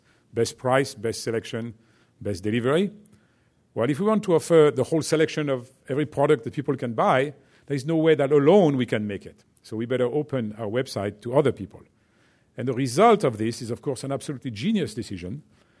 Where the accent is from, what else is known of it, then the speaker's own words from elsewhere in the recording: France; accent: French; English is a second language; my French accent